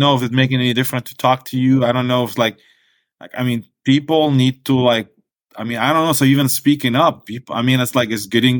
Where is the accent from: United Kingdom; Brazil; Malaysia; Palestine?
Palestine; I mean, it's a beautiful place.